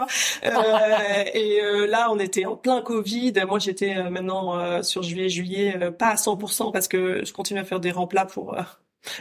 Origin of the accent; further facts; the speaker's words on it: Paris, Île-de-France, France; now in Brussels, Belgium; bon, je viens de Paris. Hein, quand j'entends les embouteillages à Bruxelles, ça me fait un peu rigoler